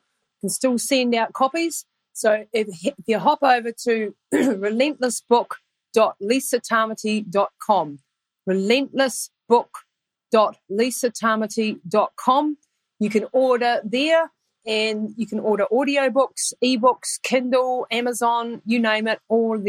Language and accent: English; Taranaki, New Zealand; Craig Johns is originally from my hometown, from Taranaki